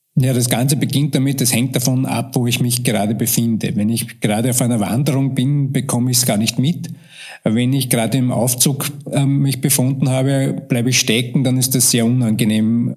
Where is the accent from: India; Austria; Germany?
Austria; bei uns in Österreich